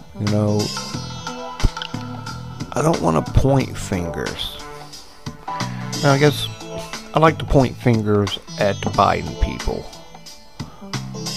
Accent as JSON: {"language": "English", "country": "United States"}